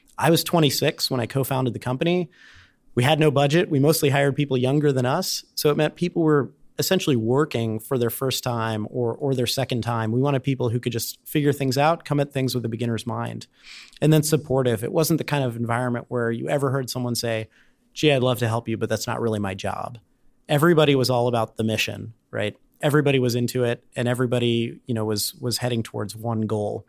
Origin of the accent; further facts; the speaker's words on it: Cincinnati, Ohio, United States; moved away as an adult; also born or lived in Durham, North Carolina; I grew up in Cincinnati